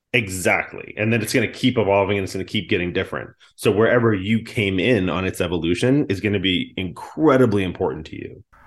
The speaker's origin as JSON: {"language": "English", "area": "just outside of Boston", "region": "Massachusetts", "country": "United States", "tie": "born or raised there", "said": "I grew up on just outside of Boston"}